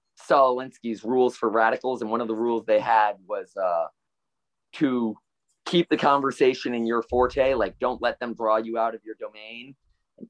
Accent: Stuart, Florida, United States; also born or lived in Fort Worth, Texas; I was born and raised in the happiest seaside town of America, Stuart, Florida

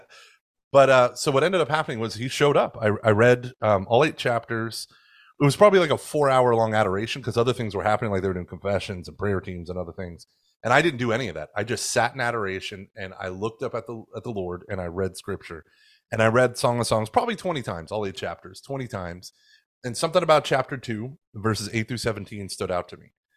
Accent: Oklahoma, United States; now in Houston, United States; I grew up in, like, the siege mentality of Catholicism where it was, it was very much us versus them in fundamentalist Oklahoma

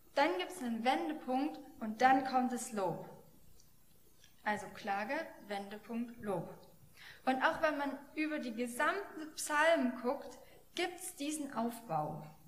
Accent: Germany; als Deutsche

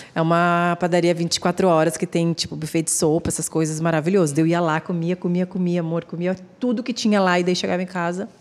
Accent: Porto Alegre, Rio Grande do Sul, Brazil; moved away as an adult; now in São Paulo, Brazil; eu sou gaúcha, né? Então eu vivi até os meus 26 anos em Porto Alegre

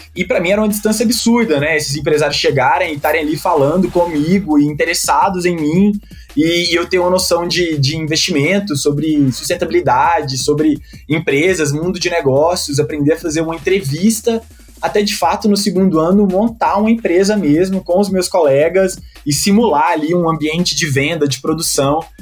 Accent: Goiânia, Goiás, Brazil; moved away as an adult; also born or lived in Espírito Santo / Minas Gerais; Eu sou de Goiânia

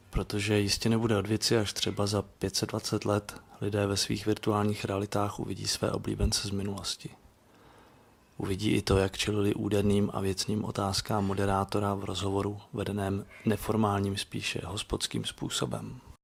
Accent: Czechia; now in Prague, Czechia; já jsem z toho západnějšího pohraničí vlastně taky původem, taky jsem sem připlaval.

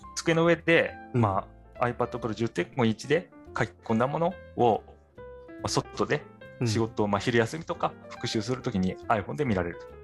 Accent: Tokyo, Japan; moved away as an adult; 私、東京出身

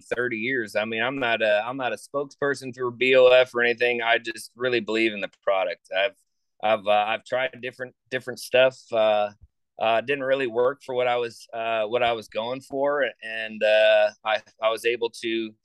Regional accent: Florida, United States; I grew up in Florida

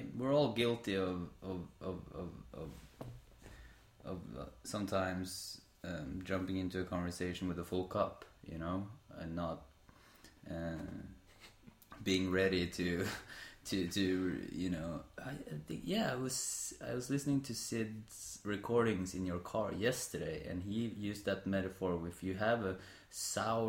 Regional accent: Sandefjord, Vestfold, Norway; we are in Sandefjord, my hometown

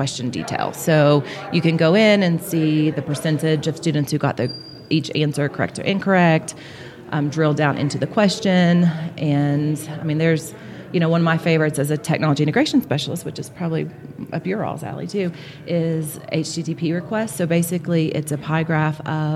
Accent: Florida, United States; I'm from Florida.

